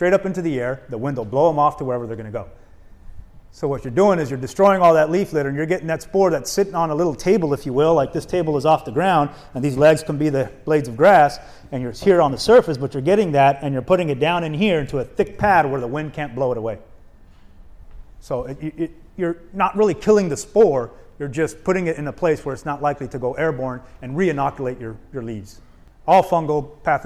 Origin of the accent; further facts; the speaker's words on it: Arizona, United States; moved away as an adult; also born or lived in East Coast; I grew up in Arizona